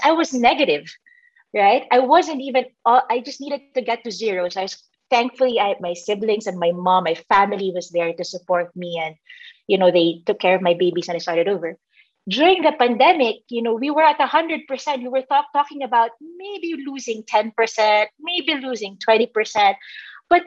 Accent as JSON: {"language": "English", "country": "Philippines", "tie": "born or raised there", "also_born_or_lived": "Manila", "said": "I grew up, you know, in the Philippines."}